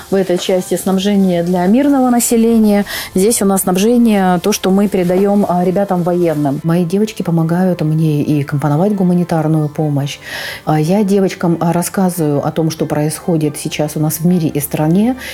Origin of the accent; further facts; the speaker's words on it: Donetsk, Donetsk Oblast, Ukraine; А, я родилась в Донецке. Мы проживали с родителями в Киевском районе.